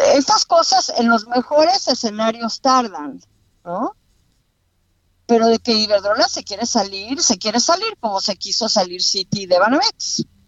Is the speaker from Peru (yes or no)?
no; Mexico; yo como mexicana